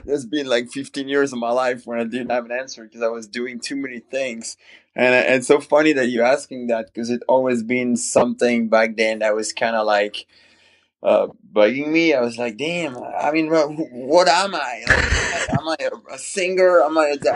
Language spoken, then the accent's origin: English; Fontainebleau, Île-de-France, France; English is a second language; moved away as an adult; now in United States; I grew up in a small town called Fontainebleau